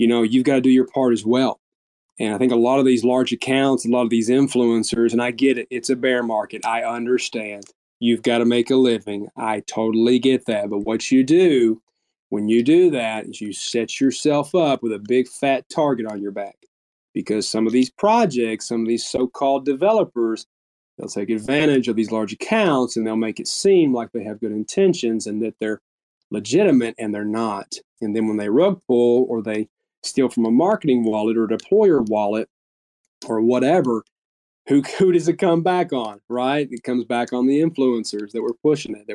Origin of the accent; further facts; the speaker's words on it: United States; as an American